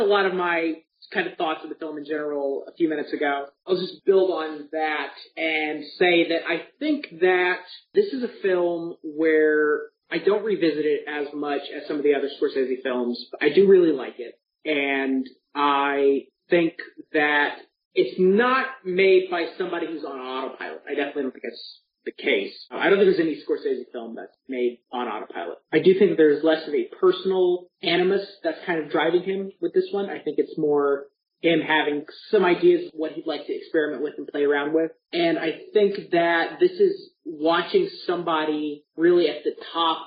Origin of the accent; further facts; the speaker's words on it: Kentucky, United States; moved away; I was back in my hometown, which is a kind of sleepy little small town in Kentucky, which has one movie theater.